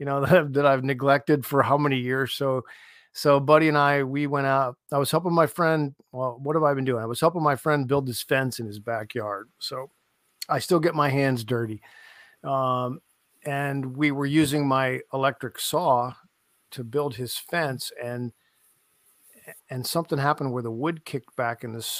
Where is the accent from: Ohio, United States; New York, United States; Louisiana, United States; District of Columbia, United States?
Ohio, United States; Canton; I'm from Canton